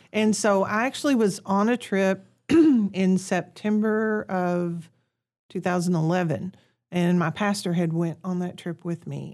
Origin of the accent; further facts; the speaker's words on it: Kennett, Missouri, United States; moved away as an adult; also born or lived in Piggott, Arkansas; now in Honduras; I'm originally from Kennett, Missouri